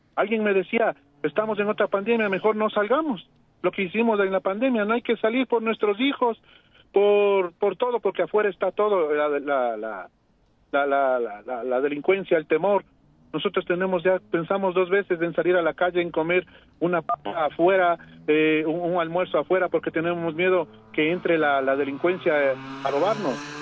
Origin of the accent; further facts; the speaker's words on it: Ecuador; los ecuatorianos